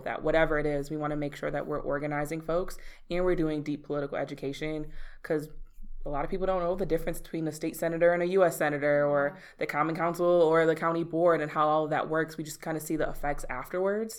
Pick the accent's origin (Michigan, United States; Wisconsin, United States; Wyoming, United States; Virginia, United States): Wisconsin, United States; Milwaukee; I'm born and raised in Milwaukee. I actually grew up down the street from here on 32nd in Wisconsin